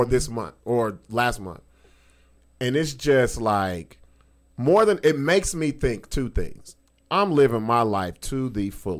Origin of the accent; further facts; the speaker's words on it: Long Beach, California, United States; moved away; I'm from Long Beach